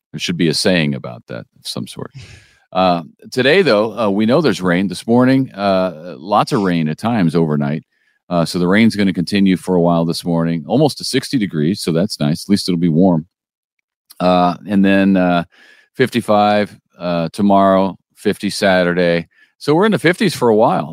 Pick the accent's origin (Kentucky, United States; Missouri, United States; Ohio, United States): Missouri, United States; St. Louis; now in Springfield, United States; I'm from the Saint Louis area where we didn't have Whataburgers